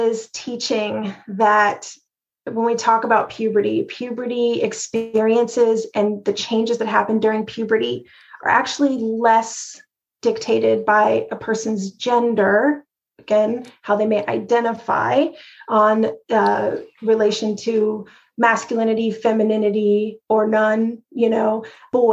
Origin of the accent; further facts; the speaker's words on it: Texas, United States; when I was growing up in Texas